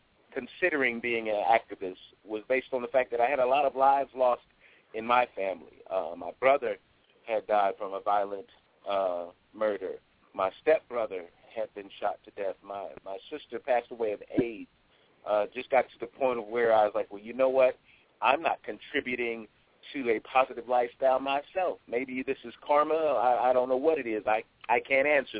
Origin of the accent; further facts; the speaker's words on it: Ohio, United States; moved away as an adult; also born or lived in Atlanta; I'm originally from Ohio